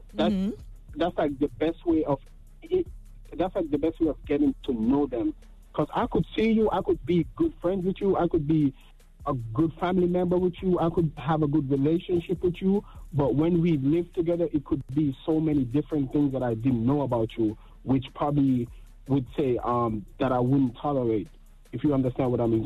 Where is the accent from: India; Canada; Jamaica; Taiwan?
Jamaica; I'm Jamaican